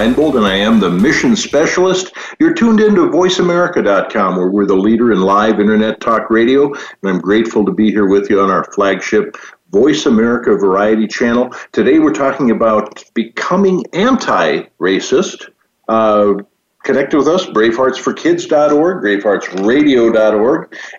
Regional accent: Valley City, North Dakota, United States; I grew up in a little town called Valley City.

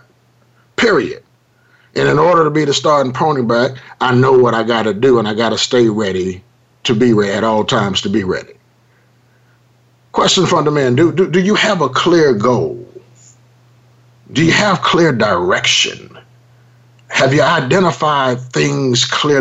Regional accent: Los Angeles, California, United States; I grew up in South Central Los Angeles

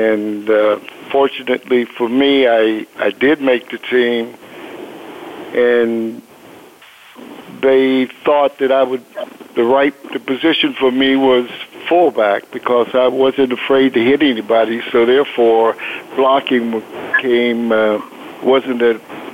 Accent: Pittsburgh, Pennsylvania, United States; moved away as an adult; also born or lived in Dodge City, Kansas; I grew up in Pittsburgh, Pennsylvania, specifically the Hill District.

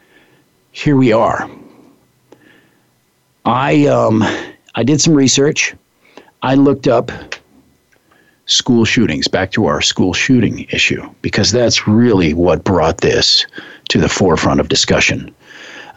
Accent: Midwest, United States; I grew up in the Midwest, and firearms were part of the landscape there

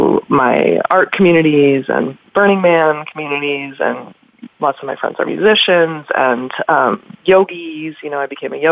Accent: Wisconsin, United States; I grew up in Wisconsin

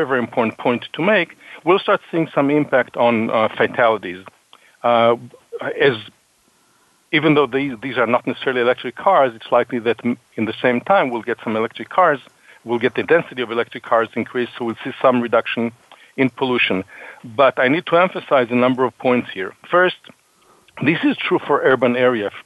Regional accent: Boston, Massachusetts, United States; I'm from Boston.

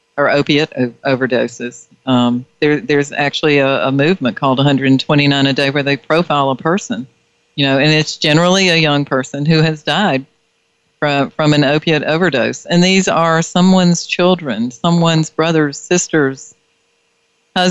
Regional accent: North Carolina, United States; I'm from the south, and you can tell, yeah, the backwoods of North Carolina

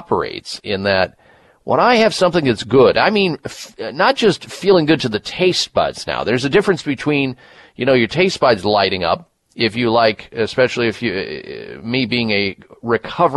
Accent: Midwest, United States; growing up in the Midwest

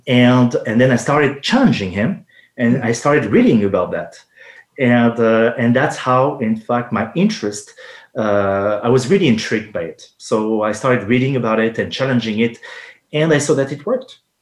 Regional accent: France; accent: French; English is a second language; moved away as an adult; also born or lived in Los Angeles, United States / Quebec, Canada; now in Canada; I was born and raised in France

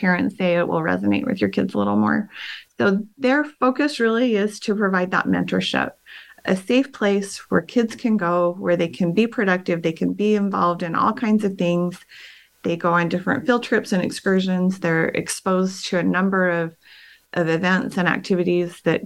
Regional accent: Ogden, Utah, United States; I was born and raised in Ogden. I grew up in Ogden Canyon

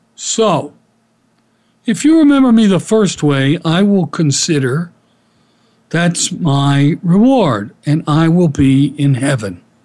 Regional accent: Philadelphia, Pennsylvania, United States; Kenny and I grew up together in Philadelphia

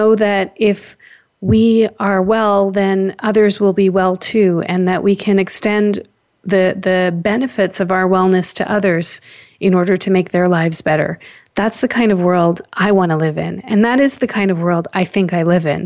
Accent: Toronto, Ontario, Canada; I was born here in Toronto.

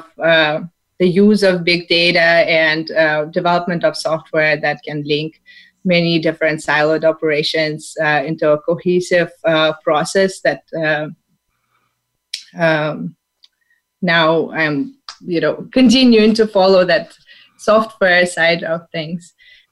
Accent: Saint Petersburg, Russia; moved away as an adult; now in California, United States; I'm from St. Petersburg, Russia. I came to U.S. to sunny California, pursuing my MBA degree

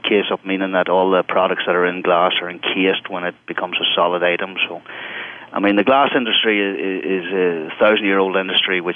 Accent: Ireland; accent: Irish; now in United States; I speak with an Irish accent, I come from Europe

